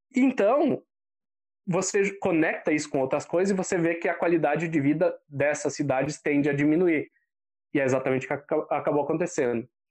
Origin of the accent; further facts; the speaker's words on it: Bento Gonçalves, Rio Grande do Sul, Brazil; cenário onde eu fui criado, que é em Bento Gonçalves